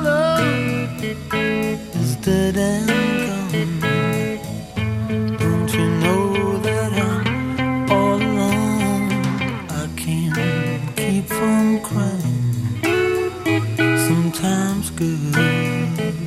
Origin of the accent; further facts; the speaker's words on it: New York City, New York, United States; now in Southern California, United States; as a kid growing up in New York City